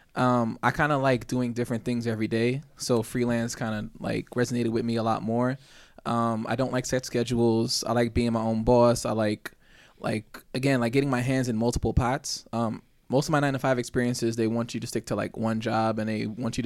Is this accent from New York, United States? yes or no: yes; New York City, New York, United States; work as a freelance audio engineer from Brooklyn, New York